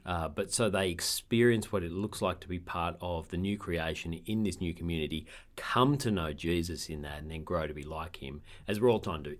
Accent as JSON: {"language": "English", "town": "Sydney", "region": "New South Wales", "country": "Australia", "tie": "born or raised there", "also_born_or_lived": "Campbelltown, New South Wales", "moved": "yes", "said": "I grew up in Lugano, which is not bogan"}